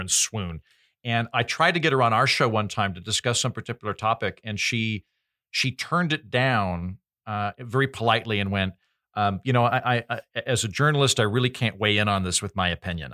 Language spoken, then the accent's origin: English; Oklahoma, United States; I'm from Oklahoma